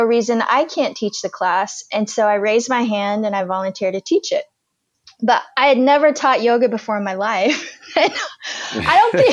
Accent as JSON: {"language": "English", "country": "United States", "also_born_or_lived": "Afghanistan", "said": "I'm American."}